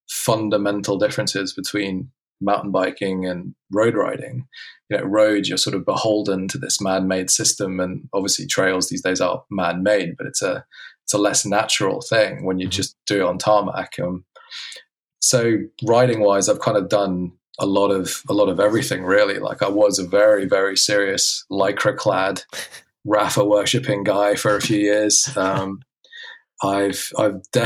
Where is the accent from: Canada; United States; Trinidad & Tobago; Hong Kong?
Hong Kong; I was brought up in Hong Kong